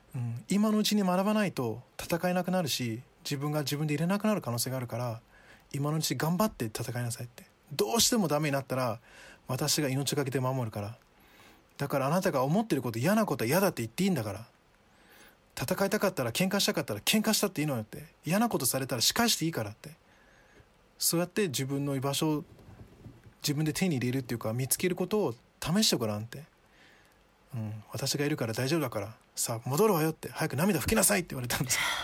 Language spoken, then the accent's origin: Japanese; Japan; Japanese is a second language; also born or lived in Ghana; 自分は日本という環境で育った